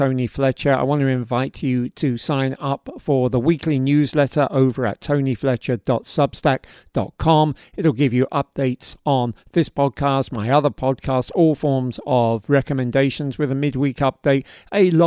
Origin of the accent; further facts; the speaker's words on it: London, United Kingdom; accent: Cockney; falling back into my old Cockney accent